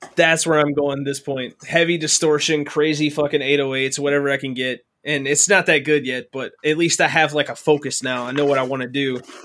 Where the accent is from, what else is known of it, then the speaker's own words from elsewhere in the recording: Mayfield, Kentucky, United States; now in Michigan, United States; My hometown barely exists anymore